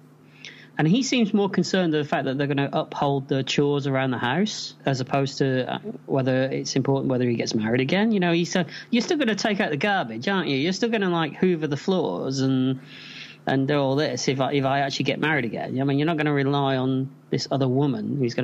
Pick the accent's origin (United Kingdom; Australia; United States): United Kingdom; England; I'm English